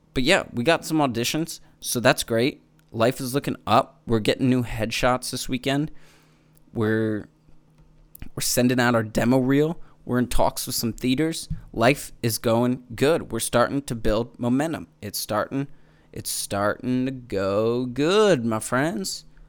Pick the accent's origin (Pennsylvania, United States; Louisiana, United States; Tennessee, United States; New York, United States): Pennsylvania, United States; Manheim; I'm from Mannheim, Pennsylvania, Amish country